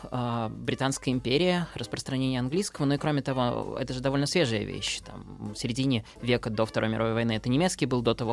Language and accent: Russian; Kaliningrad, Kaliningrad Oblast, Russia; там я из Калининграда могу приехать на Дальний Восток и спокойно говорить так, как я говорю дома.